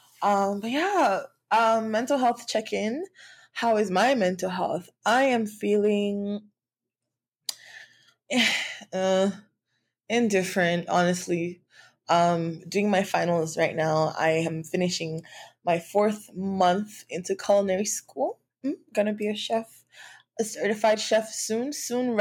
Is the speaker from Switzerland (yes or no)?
no; Nigeria; being like a Nigerian girl woman who grew up in a world where trauma, like not trauma but abuse, was like okay or accepted